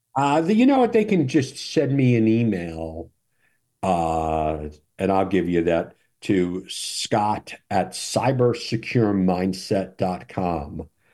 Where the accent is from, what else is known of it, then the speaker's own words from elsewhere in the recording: New York, United States; I'm from New York